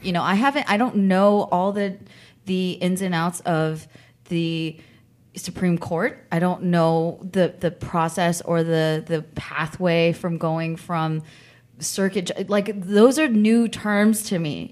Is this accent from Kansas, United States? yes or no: no; San Francisco Bay Area, California, United States; I grew up in the Bay Area